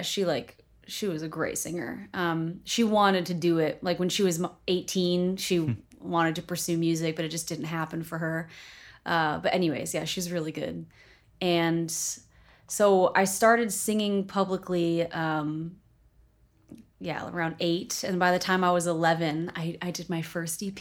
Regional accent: Beverly, Massachusetts, United States; moved away; also born or lived in Salem, Massachusetts / Cape Cod, Massachusetts / Los Angeles; I grew up north of Boston.

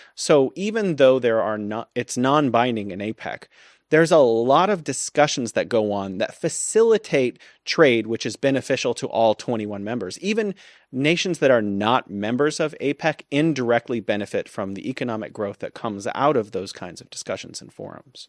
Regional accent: United States; As an American

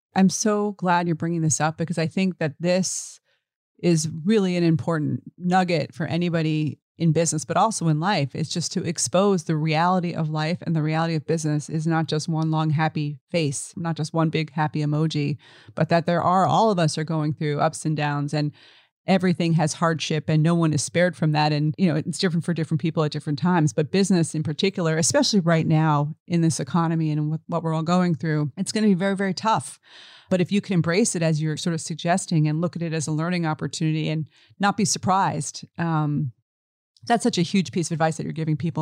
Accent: New York City, New York, United States; I grew up in the East Village

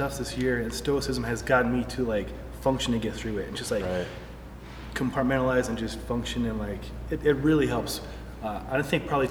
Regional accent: Nebraska, United States; I grew up in Nebraska

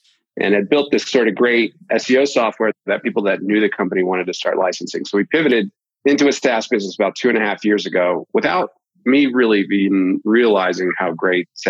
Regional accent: Boston, Massachusetts, United States; moved away as an adult; also born or lived in Utah; I'm originally from the Boston area

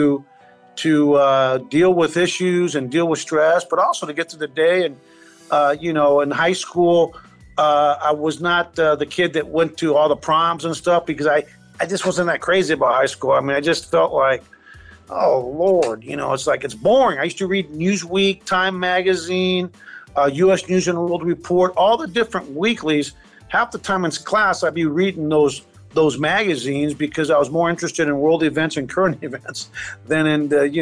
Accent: Los Angeles, California, United States; born or raised there; English is a second language; also born or lived in Cuba; now in Houston, United States

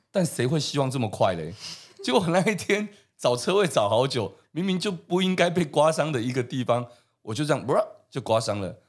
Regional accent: Taiwan; 我们台湾人是不是现在对这件事情是越来越接受的？

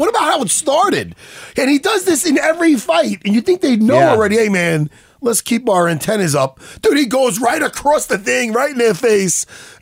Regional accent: New York, United States; we're from New York

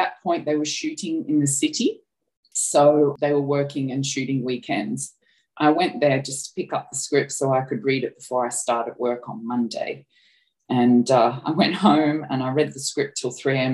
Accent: Australia; accent: Australian; moved away as an adult; I'm Australian, as you can probably tell from my accent

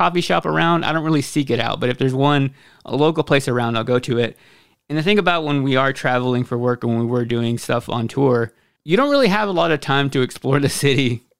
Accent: Michigan, United States; I'm a casual coffee drinker. I grew up in Michigan, so my favorite is Bigby.

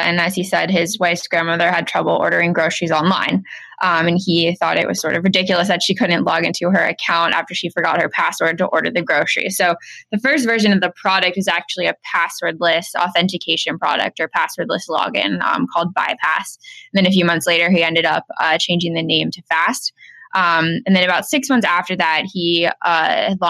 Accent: Ohio, United States; moved away as an adult; also born or lived in Chicago; I'm actually from the Midwest. I grew up in Ohio

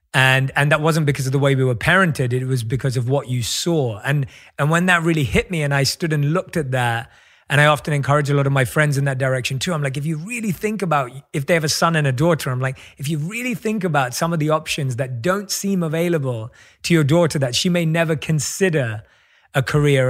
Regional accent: London, United Kingdom; born or raised there; moved away

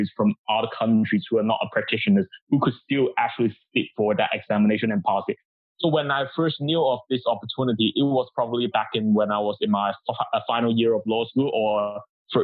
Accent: Hong Kong; moved away as an adult; also born or lived in Guangdong, China / Cambridge; I moved to Hong Kong with my family

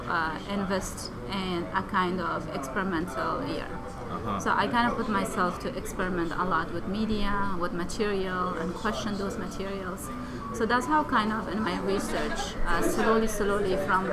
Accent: Kabul, Afghanistan; moved away; also born or lived in Peshawar, Pakistan / Canada; I originally grew up in Kabul, Afghanistan

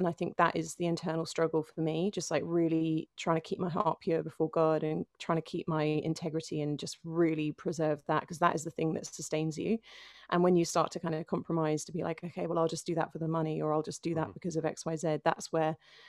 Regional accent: Finchley, London, United Kingdom; So I'm a Londoner through and through, born and raised in North London.

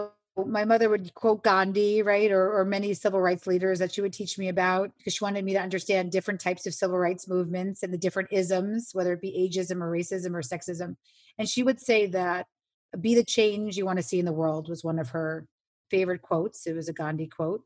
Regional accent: New York City, New York, United States; I grew up on Avenue C and 14th Street

